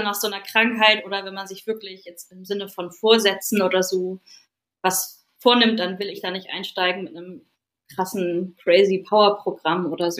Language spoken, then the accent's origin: German; Lütjensee, Schleswig-Holstein, Germany; also born or lived in Hamburg; bin hier aufgewachsen in Lütchensee, wo ich jetzt wieder lebe